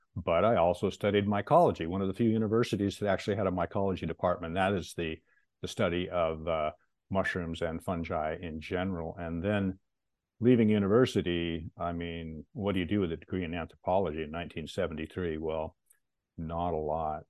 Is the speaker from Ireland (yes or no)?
no; Pacific Northwest, United States; also born or lived in Seattle; I was born and raised in the Pacific Northwest